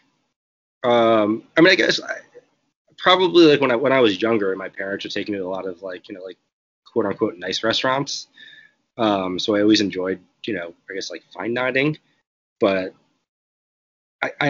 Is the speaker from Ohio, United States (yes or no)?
no; Rhode Island, United States; moved away as an adult; now in California, United States; I'm from Rhode Island originally, and I moved to California like 8 years ago